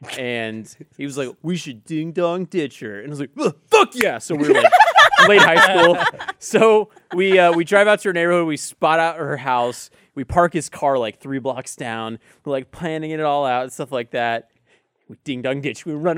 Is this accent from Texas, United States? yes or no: yes; Allen, Texas, United States; Allen, Texas.